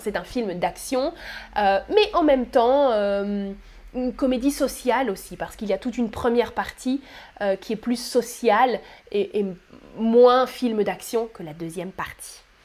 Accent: France; first language French; je suis française native

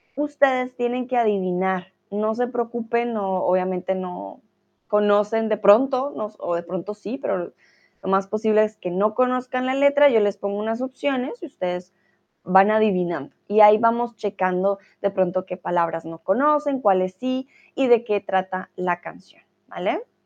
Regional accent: Colombia; now in Germany; soy de Colombia, soy tutora de español aquí en Chatterbox y eh, comúnmente vivo ya ahora sí en Alemania

